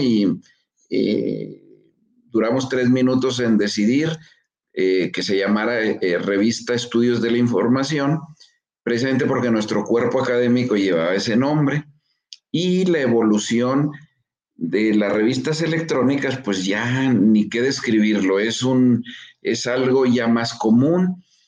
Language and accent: Spanish; Chihuahua, Mexico; yo soy mexicano y nací y vivo aquí en Chihuahua